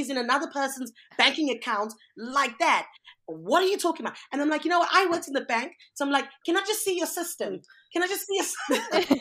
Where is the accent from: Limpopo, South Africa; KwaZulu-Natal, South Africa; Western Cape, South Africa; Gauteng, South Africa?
KwaZulu-Natal, South Africa; Durban; moved away as an adult; also born or lived in Washington / San Francisco; now in United States; Pamela and I were born in South Africa, Durban. Um, we moved to the US about 18 years ago.